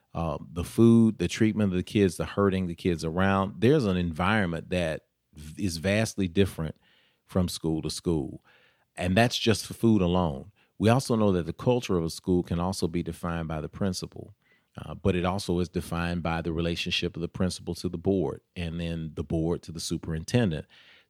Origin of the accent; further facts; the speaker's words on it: Nashville, Tennessee, United States; Sure. I grew up in South Nashville. We used to call it Out South